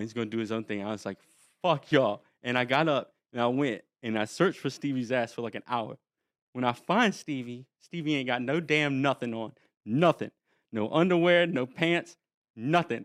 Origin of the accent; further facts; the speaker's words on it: North Carolina, United States; I was from North Carolina, from a small town, like, no one goes anywhere